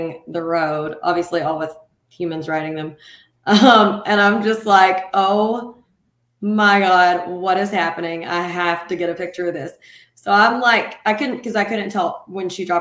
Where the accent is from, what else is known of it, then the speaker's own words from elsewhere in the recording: Nacogdoches, Texas, United States; I grew up in Nacogdoches